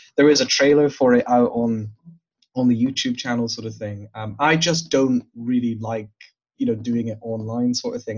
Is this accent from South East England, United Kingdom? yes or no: no; Glasgow, Scotland, United Kingdom; I grew up in the South Side.